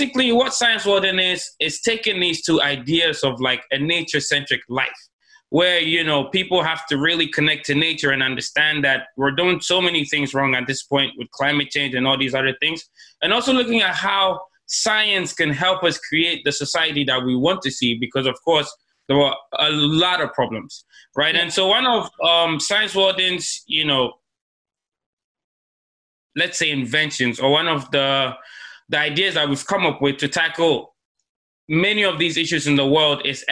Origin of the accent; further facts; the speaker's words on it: Ghana; moved away as an adult; now in South Korea; I'm from Ghana, and I've been here for like 6 years, going to 7 years now